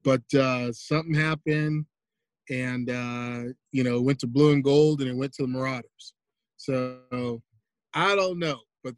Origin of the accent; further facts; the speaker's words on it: San Diego, California, United States; San Diego raised. I was born overseas. My father was in the military, so he's in the Navy. So, but I spent, I got here when I was, you know, 1 year old. So yeah, I'm from San Diego.